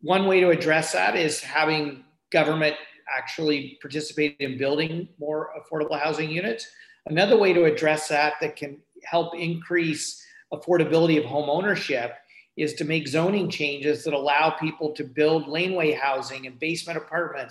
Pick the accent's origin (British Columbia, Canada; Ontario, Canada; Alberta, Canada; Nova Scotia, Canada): Ontario, Canada; Guelph; I'm from Guelph